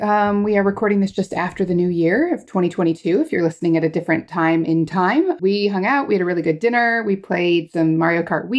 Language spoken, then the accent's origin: English; Alaska, United States; I grew up in Alaska. So as you can imagine, it was different, right? It was smaller, but there was that same level of energy and enthusiasm, even in a kind of far-flung destination like Alaska.